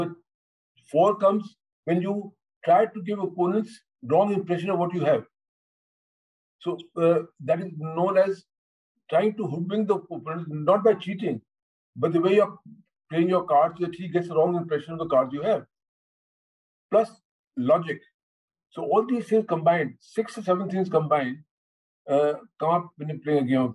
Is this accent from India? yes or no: yes; India; what we maintain as Indians